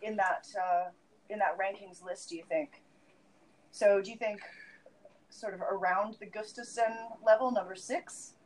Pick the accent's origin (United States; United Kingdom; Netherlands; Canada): Canada; Vancouver, British Columbia; my hometown of Vancouver